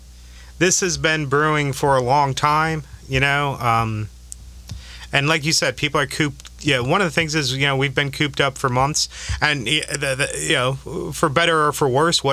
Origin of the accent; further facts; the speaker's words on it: Chicago, Illinois, United States; I'm still from Chicago. I'm not from New Jersey